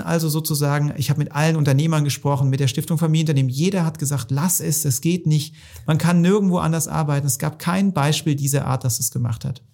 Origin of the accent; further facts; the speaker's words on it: Hohenlohe, Baden-Württemberg, Germany; im schönen Hohenlohe muss ich jetzt mal auch die, die Kudos geben für meine Heimat